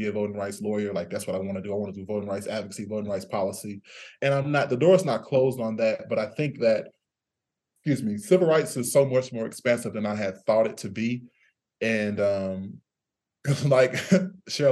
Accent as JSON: {"language": "English", "region": "Missouri", "country": "United States", "said": "I'm from Missouri."}